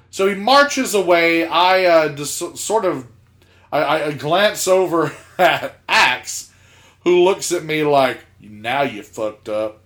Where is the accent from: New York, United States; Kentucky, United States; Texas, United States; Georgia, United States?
Georgia, United States; South; I'm from South Georgia